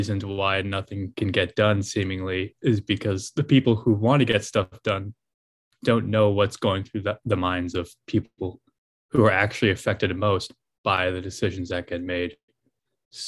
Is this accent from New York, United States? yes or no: yes; New York City, New York, United States; I grew up in New York City.